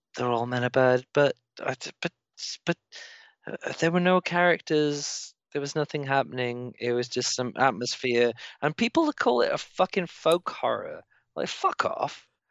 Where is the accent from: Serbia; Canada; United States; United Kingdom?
United Kingdom; as a British person